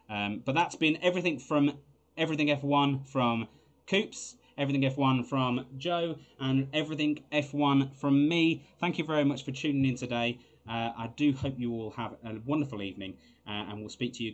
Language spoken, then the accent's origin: English; Scotland, United Kingdom; you know we are Scottish.